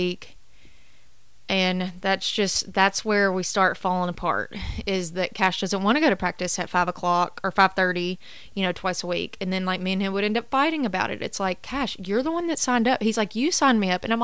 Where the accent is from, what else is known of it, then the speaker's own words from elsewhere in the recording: College Grove, Tennessee, United States; I grew up in College Grove playing rec ball